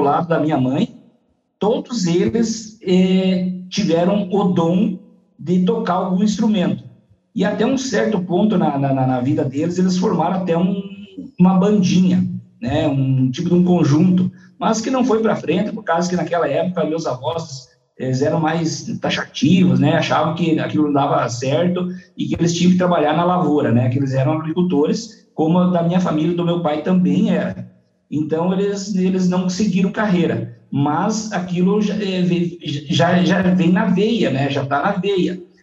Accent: Pato Branco, Paraná, Brazil; also born or lived in Salgado Filho, Paraná; now in Coronel Vivida, Brazil; me mudei muito cedo pra Pato Branco

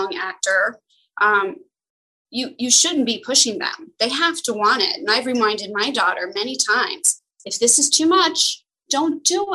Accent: Los Angeles, California, United States; when I was growing up in Los Angeles, I was young, I was broke.

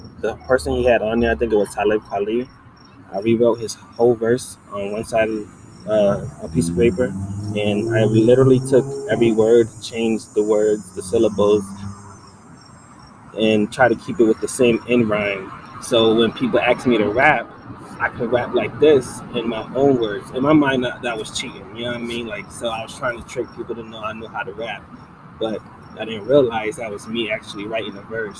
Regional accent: Utica, New York, United States; moved away as an adult; also born or lived in Gloversville, New York; now in Ottawa, Canada; my mom was 14. She had me and my twin. And then my mom's from Utica, so that's where I grew up, Utica, New York

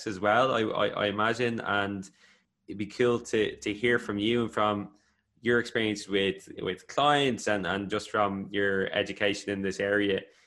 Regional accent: Ireland; I grew up in Catholic Ireland

